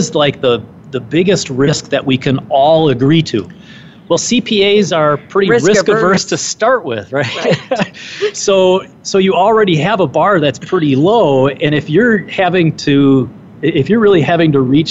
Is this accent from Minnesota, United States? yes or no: yes; Minnesota, United States; the Minnesota Society where I was, you know, that's my home state